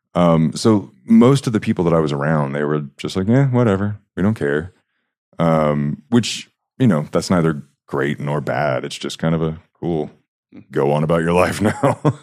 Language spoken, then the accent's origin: English; Huntsville, Alabama, United States; moved away as an adult; now in Utah, United States; i grew up just outside of a place called Huntsville